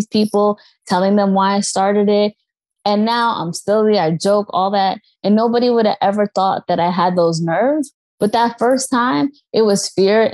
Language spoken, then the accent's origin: English; New York, United States; I'm from New York